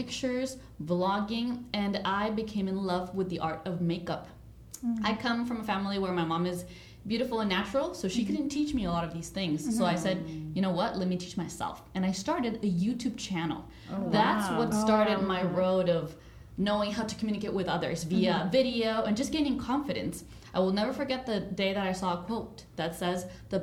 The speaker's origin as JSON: {"language": "English", "country": "El Salvador", "moved": "yes", "said": "I'm originally from El Salvador"}